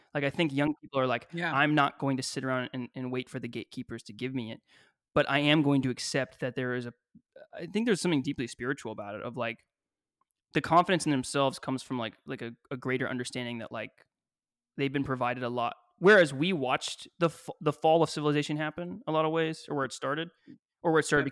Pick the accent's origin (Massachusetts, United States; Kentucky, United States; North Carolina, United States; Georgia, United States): Kentucky, United States; moved away; I grew up in Kentucky